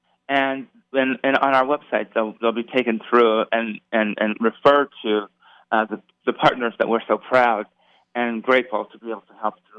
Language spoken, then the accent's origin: English; Las Vegas, Nevada, United States; I'm a native Las Vegan. {S0} Yes. {S1} Born and raised, and so I couldn't be more thrilled to be back in my hometown and being given the opportunity to make a real difference for the residents here in Las Vegas.